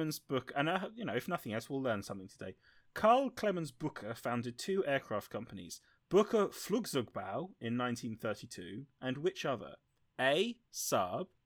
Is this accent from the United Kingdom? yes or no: yes; southern England, United Kingdom; I'm a dirty southerner